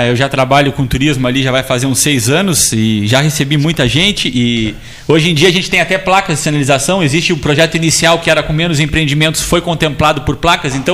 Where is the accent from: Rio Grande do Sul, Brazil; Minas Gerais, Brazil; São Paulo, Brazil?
Rio Grande do Sul, Brazil; Pelotas; moved away as an adult; now in Morro Redondo, Brazil; eu sou pelotense, eu, eu, eu, eu nasci aqui, eu sou daqui, sou aqui da Andrade Neves com o Major Cícero e Cassiano, morei toda a minha, a minha até meus 17 anos ali